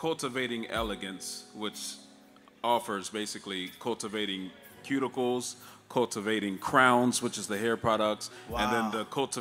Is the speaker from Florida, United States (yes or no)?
yes; Tampa, Florida, United States; now in Orlando, United States; I'm from Florida, from Tampa, Florida, but I live and reside in Orlando